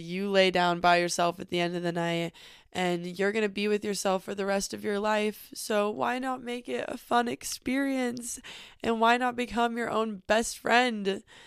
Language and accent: English; northern California, United States; also born or lived in Los Angeles; we drove 6 hours back to my hometown in northern California